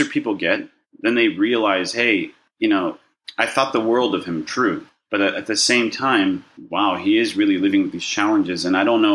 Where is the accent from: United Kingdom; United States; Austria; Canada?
United States; Los Angeles, California; also born or lived in Burbank, California; I was born in Burbank, California. I wish I could say I was born in another country and make it very exotic, but no, it's just Burbank, California. And I grew up in a Jewish neighborhood in Westwood